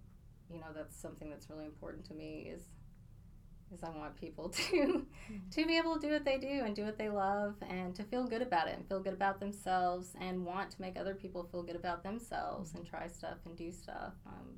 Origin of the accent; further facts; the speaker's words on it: Abilene, Texas, United States; accent: northern accent; also born or lived in Maryland / Spokane, Washington; and I came to Abilene when I was 8. And when I came here, it was kind of a whole new world. I came from Spokane, Washington, mm-hmm.